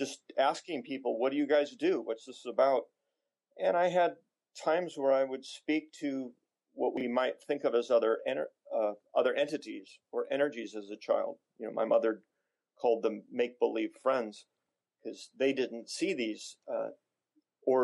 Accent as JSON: {"language": "English", "town": "Newport Beach", "region": "California", "country": "United States", "tie": "born or raised there", "said": "I grew up in Newport Beach"}